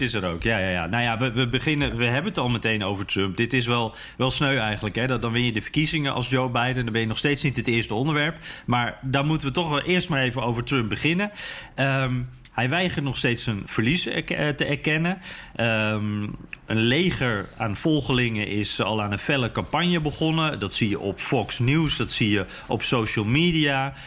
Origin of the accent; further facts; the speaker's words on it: Netherlands; als Nederlander